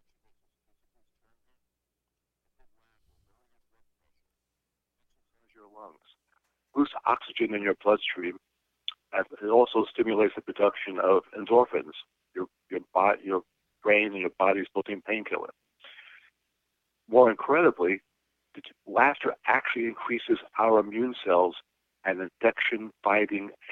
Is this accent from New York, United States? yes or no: yes; New York City, New York, United States; New York City, where I'm from, which probably everyone can tell by now I'm from New York City.